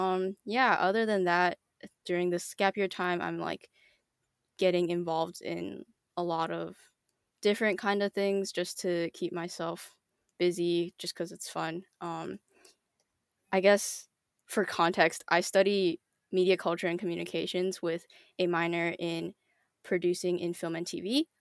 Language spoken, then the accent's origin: English; British Columbia, Canada; born there; my dad went to UBC for his PhD, and so I was born there.